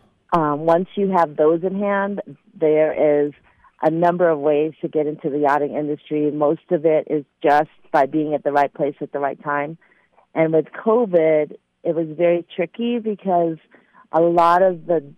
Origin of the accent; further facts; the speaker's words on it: Philippines; I'm Filipino